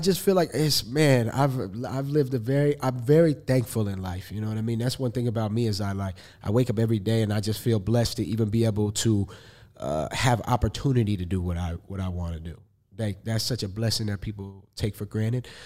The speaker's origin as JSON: {"language": "English", "town": "Los Angeles", "region": "California", "country": "United States", "said": "I'm an artist from Los Angeles, California"}